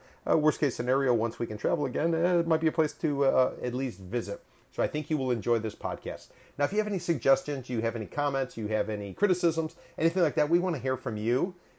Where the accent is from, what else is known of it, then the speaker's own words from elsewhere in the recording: Chicago, Illinois, United States; I'm a Midwesterner as well, originally from Chicago.